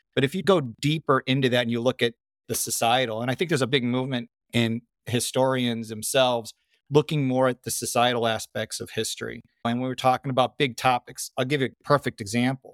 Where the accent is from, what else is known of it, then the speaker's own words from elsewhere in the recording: Chicago, Illinois, United States; also born or lived in Sydney, Australia / Parramatta, Australia; we grew up in Chicago, Midwest, born in, or not born, but raised